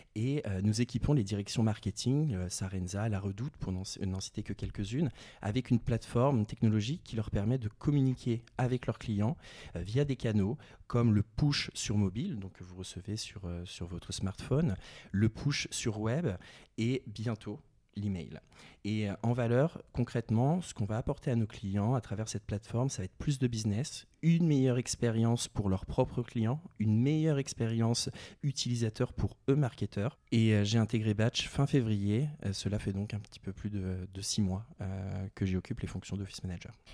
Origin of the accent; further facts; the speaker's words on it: Val-d'Oise, Île-de-France, France; moved away as an adult; also born or lived in Réunion; j'ai grandi, euh, grandi dans le Val d'Oise